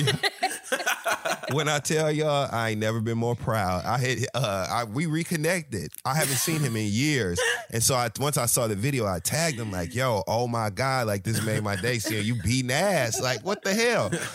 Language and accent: English; Michigan, United States; now in New York, United States; I come from Mi-, Michigan, we drive really early